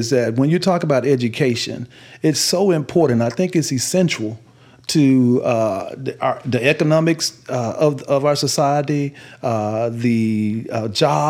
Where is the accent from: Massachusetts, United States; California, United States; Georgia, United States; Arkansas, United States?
Arkansas, United States; Warren; born or raised there